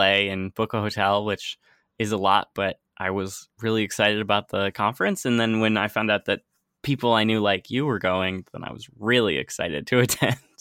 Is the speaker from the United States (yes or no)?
yes; United States; moved away as an adult; also born or lived in San Francisco; now in Amsterdam, Netherlands; I'm originally from the United States